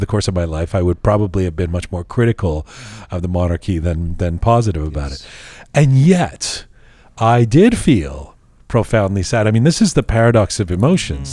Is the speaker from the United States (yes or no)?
no; London, United Kingdom; now in Canada; I was born in London